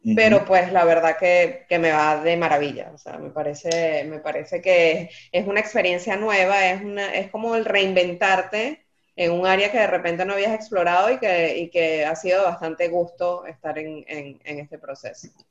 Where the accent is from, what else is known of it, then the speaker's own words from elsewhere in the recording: Maracay, Aragua, Venezuela; moved away; also born or lived in Caracas; Y yo nací en Caracas, pero me crié en Maracay